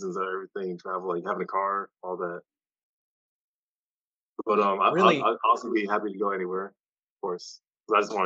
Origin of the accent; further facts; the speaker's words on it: Kansas City, United States; I'm from Kansas City.